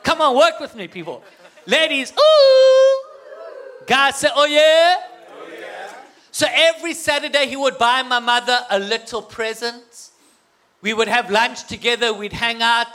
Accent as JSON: {"language": "English", "country": "South Africa", "moved": "as an adult", "lives_now": "United States", "said": "I have an accent, but to me, you guys have the accent, okay? Well, my wife and I come from South Africa"}